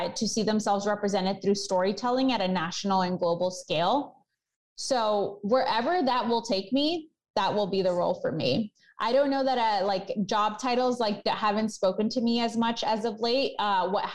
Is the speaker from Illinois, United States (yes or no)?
yes; Chicago, Illinois, United States; I love my hometown. I love Chicago